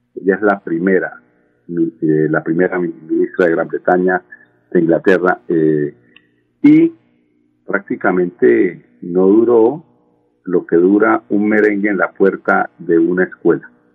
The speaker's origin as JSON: {"language": "Spanish", "country": "Colombia", "said": "aquí en Colombia"}